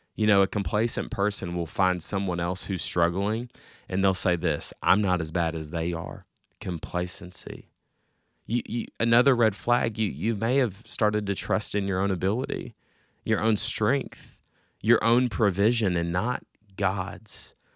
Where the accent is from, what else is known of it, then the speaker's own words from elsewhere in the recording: Little Rock, Arkansas, United States; I am from Little Rock, Arkansas